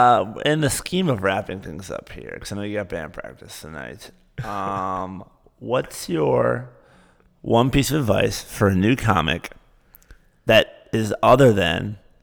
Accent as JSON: {"language": "English", "region": "Michigan", "country": "United States", "said": "I'm like, no, I'm from Michigan."}